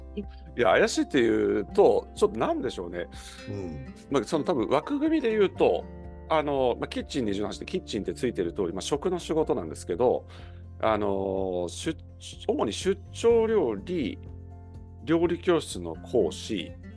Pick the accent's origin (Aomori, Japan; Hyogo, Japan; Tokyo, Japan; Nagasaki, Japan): Tokyo, Japan; 東京の錦糸町とか、あの亀戸あたりの出身なんですけど